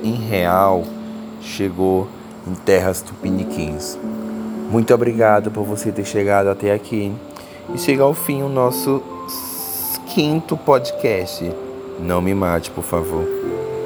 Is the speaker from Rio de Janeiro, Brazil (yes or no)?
no; Teresina, Piauí, Brazil; é a minha cidade natal